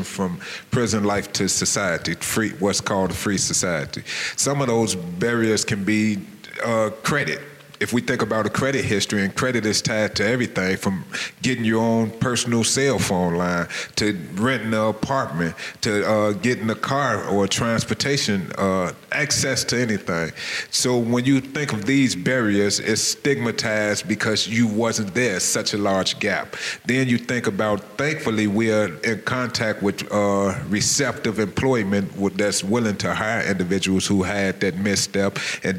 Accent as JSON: {"language": "English", "town": "Chicago", "region": "Illinois", "country": "United States", "said": "I'm from Chicago, Illinois. I graduated from Dunbar Vocational High School"}